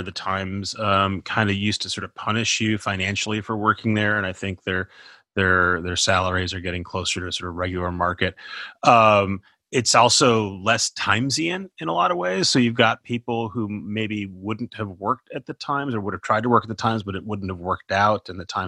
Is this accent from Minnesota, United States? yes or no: yes; Minnesota, United States; I'm from Minnesota.